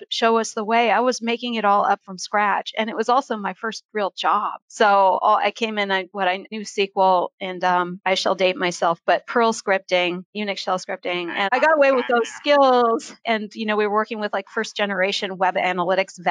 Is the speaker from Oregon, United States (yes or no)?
yes; Oregon, United States; moved away as an adult; also born or lived in Philadelphia, Pennsylvania / San Francisco, California; I grew up in the Pacific Northwest portion of the U.S. in Oregon and on a goat farm